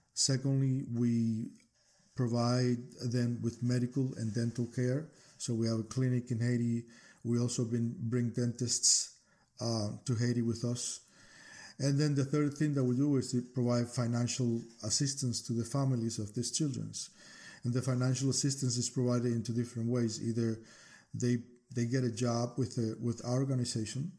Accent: Cuba; moved away as an adult; now in United States; I'm actually originally from Cuba

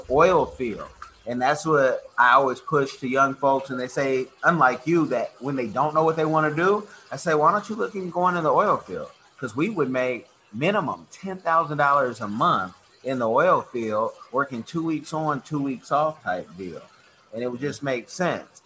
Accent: the Bay Area, California, United States; now in Florida, United States; I grew up in California in the Bay Area

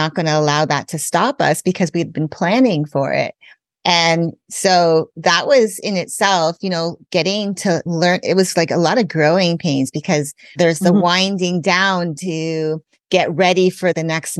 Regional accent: Canada; I grew up in Canada. I'm also a US citizen, so I have dual citizenship

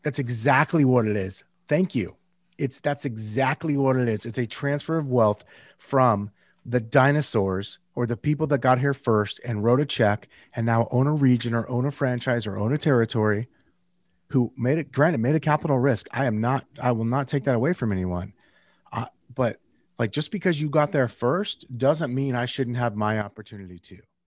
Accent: Northern California, United States; I'm from Northern California originally

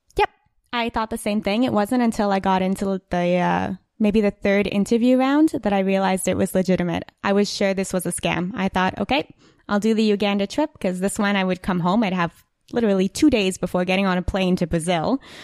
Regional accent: Ottawa, Ontario, Canada; I'm from Ottawa

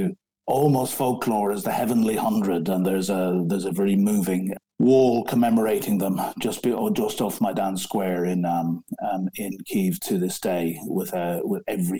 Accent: Ireland; moved away as an adult; now in London, United Kingdom; I'm an Irishman, but I've lived in this great country for 34 years.

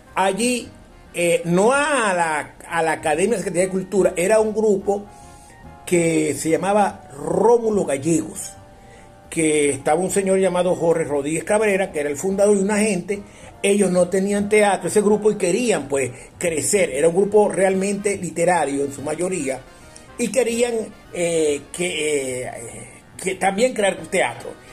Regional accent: Bobure, Zulia, Venezuela; also born or lived in Maracaibo; yo realmente soy presentado en Maracaibo, nací en Bobure

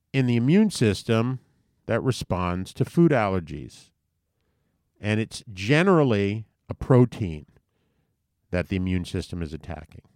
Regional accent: U.S. Virgin Islands; when I grew up in Saint Thomas

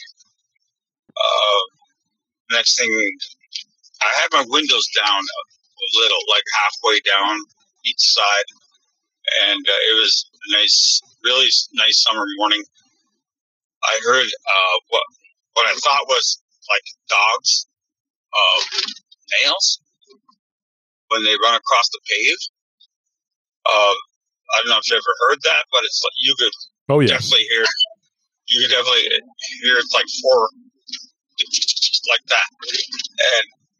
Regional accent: Belcourt, North Dakota, United States; I'm from Belcourt, North Dakota, Ojibwe, India

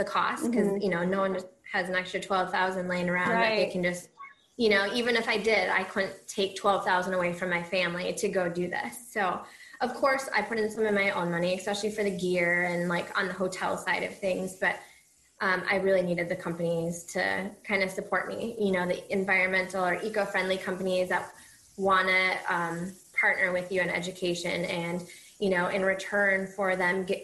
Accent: Minnesota, United States; moved away as an adult; now in Iowa, United States; I'm from Minnesota, but I'm currently in Iowa for a couple of years

